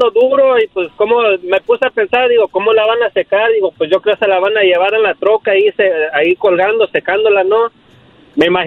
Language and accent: Spanish; Cuernavaca, Morelos, Mexico; now in California, United States; yo soy Morelos.